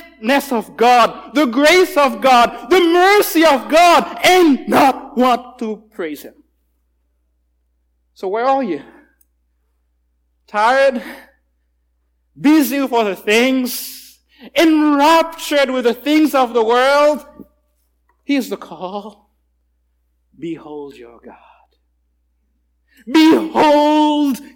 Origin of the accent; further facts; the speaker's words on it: Haiti; I'm from Haiti